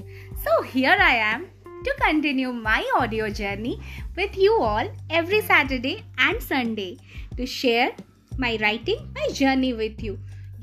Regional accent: Bhubaneswar, Odisha, India; moved away as an adult; now in Hyderabad, India; from Bhubaneswar, Odisha.

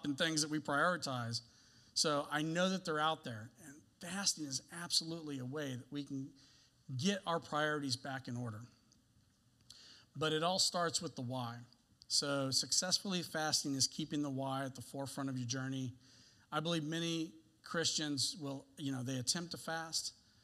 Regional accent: the South, United States; I told you that I grew up in the South.

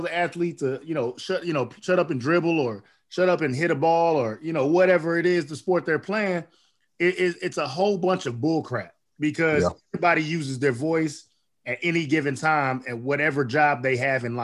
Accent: Oklahoma, United States; I grew up in Oklahoma

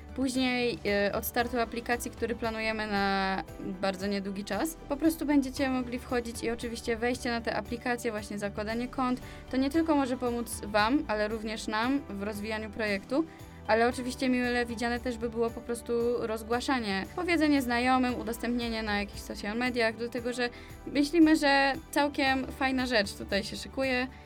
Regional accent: Częstochowa, Silesian Voivodeship, Poland; my jesteśmy z Częstochowy

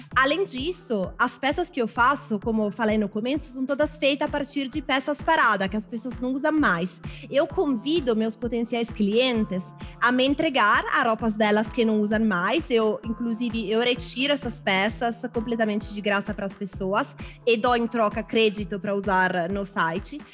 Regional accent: Milan, Lombardy, Italy; Portuguese is a second language; moved away as an adult; now in Brazil

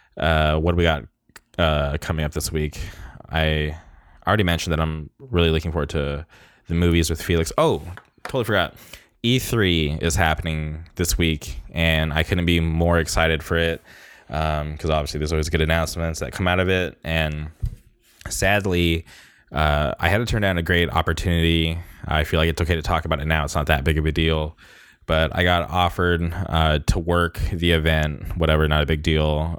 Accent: Orange County, California, United States; my hometown. uh, Orange County forever

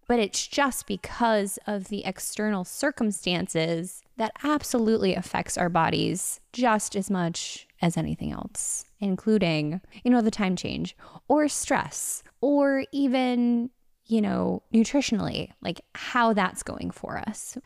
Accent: Connecticut, United States; now in Los Angeles, United States; I'm from Connecticut

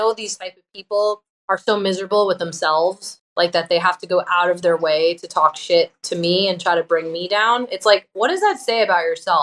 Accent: Long Island, New York, United States; I was in a band at the time on Long Island, where I'm from

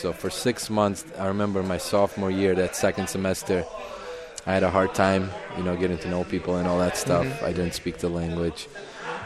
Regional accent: North Macedonia; now in Milwaukee, United States; I'm Albanian. I grew up in Macedonia, but I'm Albanian

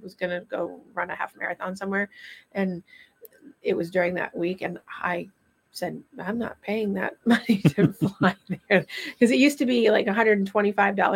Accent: Vermont, United States; moved away; I'm originally from Vermont

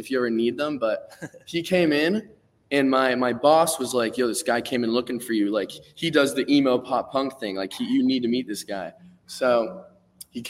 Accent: South Florida, United States; also born or lived in Tallahassee; I'm from South Florida, born and raised

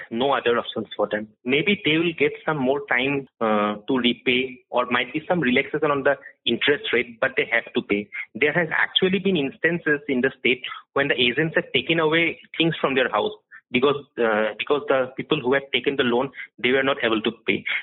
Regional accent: Guwahati, Assam, India; I am from Guwahati. I've been a journalist out here reporting for, for the past almost 12 years.

